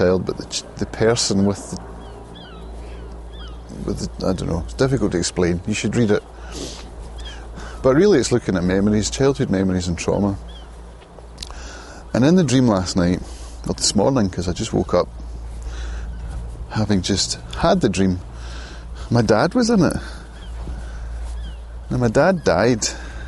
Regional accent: Prestwick, Scotland, United Kingdom; My mum grew up in Ayr, and I grew up in Prestwick

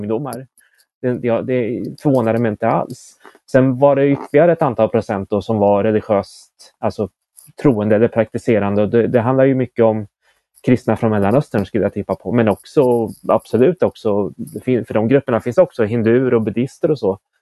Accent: Motala, Östergötland, Sweden; när jag växte upp i Motala

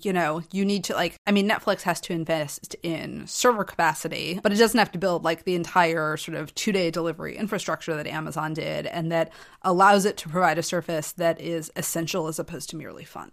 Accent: United States; I grew up in American society

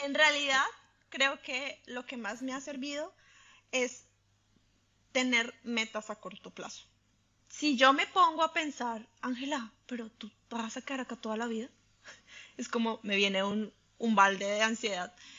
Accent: Colombia; moved away as an adult; now in Italy; yo soy colombiana, creo que primera cosa, identidad número uno. Soy colombiana

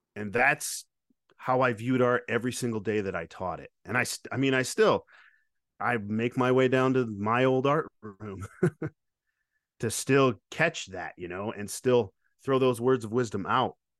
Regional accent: Lake Odessa, Michigan, United States; moved away; also born or lived in Grand Rapids, Michigan; I grew up in Lake Odessa, which was a very rural town

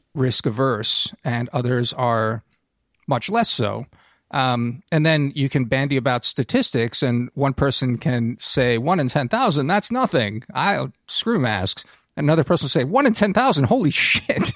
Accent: United States

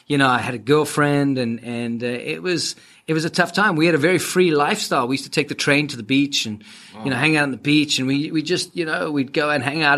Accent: Cape Town, Western Cape, South Africa; first language English; now in United States; growing up in Cape Town was just a gift

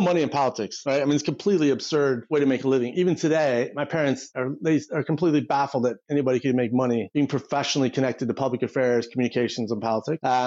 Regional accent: Ohio, United States; moved away as an adult; now in Washington, United States; I grew up in Ohio

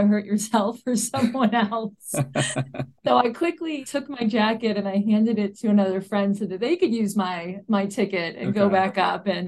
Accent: St. Louis, Missouri, United States; moved away as an adult; also born or lived in Lake Tahoe; now in Park City, United States; I grew up in St. Louis, Missouri. So right in the heart of the Midwest

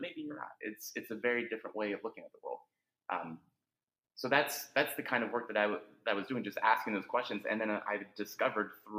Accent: Northern Virginia, United States; I grew up in Northern Virginia, where we understand traffic

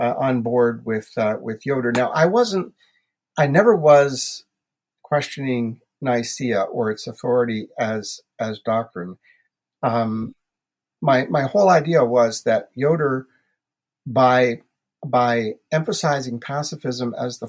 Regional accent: New Brunswick, Canada; moved away as an adult; also born or lived in Prince Edward Island / Toronto, Ontario; now in Ontario, Canada; I was brought up in New Brunswick, Canada

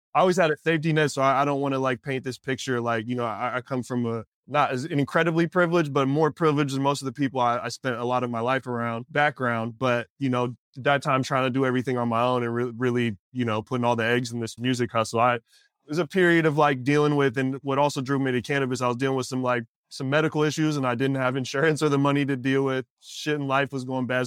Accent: Pacific Northwest, United States; I'm from the Pacific Northwest and coming from the music community up there

